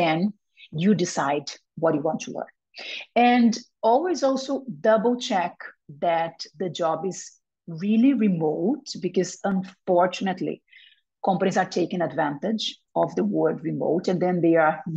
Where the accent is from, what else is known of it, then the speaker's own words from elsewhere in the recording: Brazil; moved away; also born or lived in Spain; I was born in Brazil. I lived for 15 years in Spain